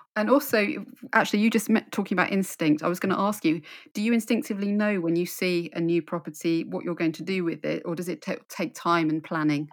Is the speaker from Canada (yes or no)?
no; London, United Kingdom; moved away as an adult; now in Suffolk, United Kingdom; I'm in Suffolk now, but I, I grew up in London.